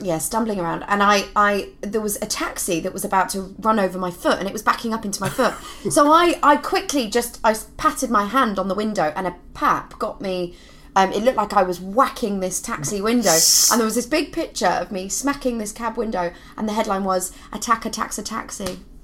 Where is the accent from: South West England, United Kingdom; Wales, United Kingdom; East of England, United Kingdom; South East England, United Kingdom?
East of England, United Kingdom; Luton; I was born in Luton